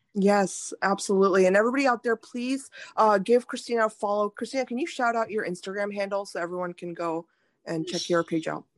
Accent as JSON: {"language": "English", "country": "India", "tie": "born or raised there", "moved": "yes", "lives_now": "United States", "said": "I was born in India"}